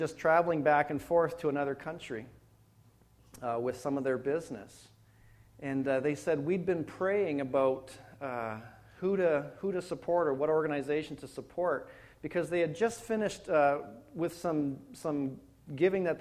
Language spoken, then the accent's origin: English; Penetanguishene, Ontario, Canada; also born or lived in Wainfleet, Ontario / Hamilton, Ontario; now in London, Canada; Well, Toronto, Ontario. You know, nobody knows where Penetang is.